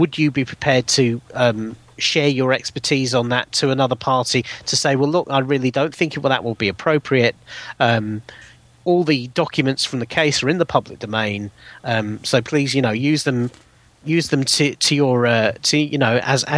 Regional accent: United Kingdom; as a British citizen

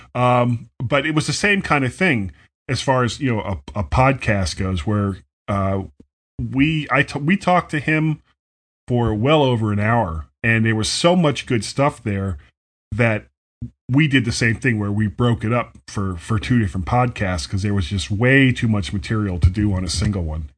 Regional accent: United States; I'm an American

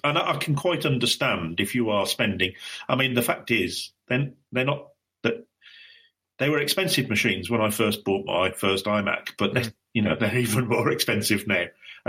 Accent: United Kingdom; Maybe that's because I'm a Brit and we tend to avoid buying any kind of...

